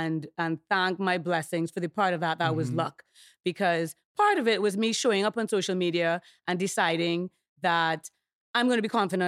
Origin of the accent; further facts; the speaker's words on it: Trinidad & Tobago; accent: Trinidadian; moved away; Which is, you know, a big reason that I speak in my Trinidadian accent.